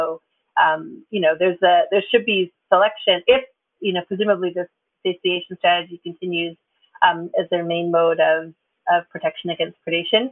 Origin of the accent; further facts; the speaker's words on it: Ontario, Canada; now in United States; I'm from Canada, I'm from Ontario